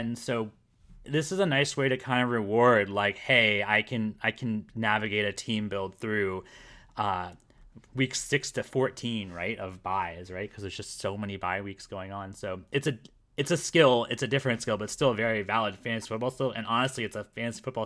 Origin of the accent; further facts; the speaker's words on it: Florida, United States; moved away as an adult; I was born in Florida.